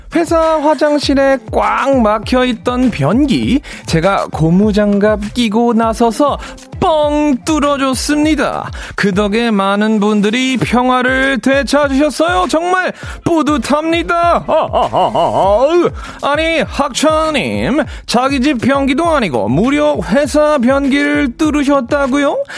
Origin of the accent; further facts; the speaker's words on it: United States; now in South Korea; 미국에서 왔는데